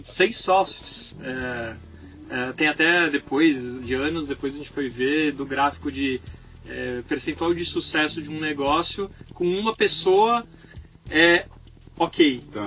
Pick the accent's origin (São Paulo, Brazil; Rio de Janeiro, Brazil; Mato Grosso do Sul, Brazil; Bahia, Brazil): São Paulo, Brazil; Eu nasci em São Paulo também, no bairro do Tatuapé